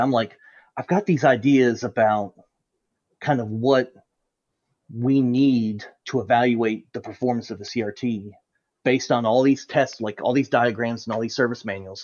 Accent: United States; being an American

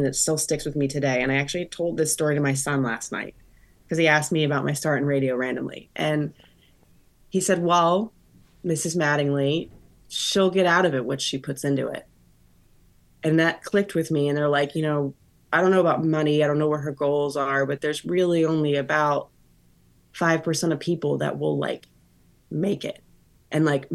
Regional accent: Florida, United States; I grew up in Florida.

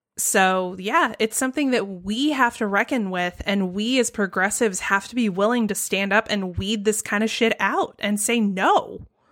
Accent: Georgia, United States; my home state of Georgia

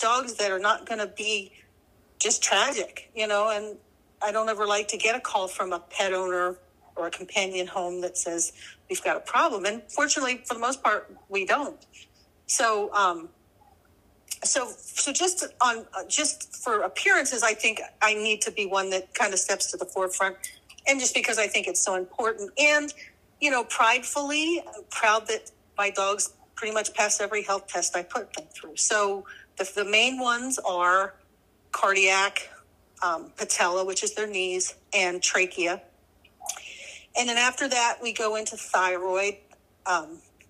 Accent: New Jersey, United States; I grew up in New Jersey, which, if you know anything about New Jersey, it's a very hot and humid state

